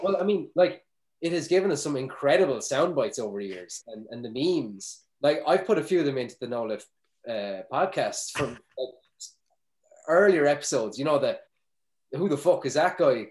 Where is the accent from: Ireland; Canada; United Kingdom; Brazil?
Ireland; we throw out as Irish people